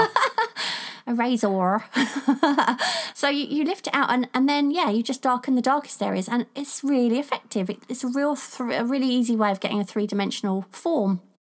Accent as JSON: {"language": "English", "region": "England", "country": "United Kingdom", "said": "I'm English"}